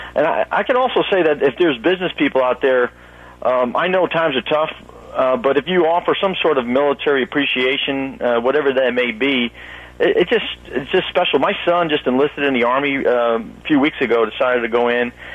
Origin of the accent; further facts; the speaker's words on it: New York City, New York, United States; moved away; originally from Brooklyn, New York